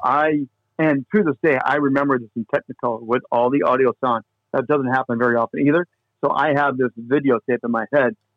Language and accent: English; Indiana, United States; moved away as an adult; also born or lived in Minnesota; now in Longmont, United States; born and raised in Indiana